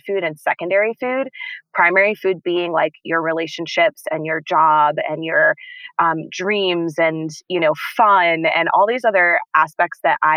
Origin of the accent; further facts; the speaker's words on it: Boston, Massachusetts, United States; moved away as an adult; now in Colorado, United States; I'm from Boston. I had been living in Boston